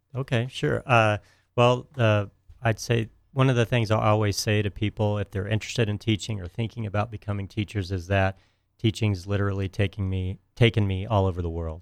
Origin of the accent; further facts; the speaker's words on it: Houston, Texas, United States; moved away as an adult; also born or lived in Miami, Florida; I grew up in Texas near uh, Houston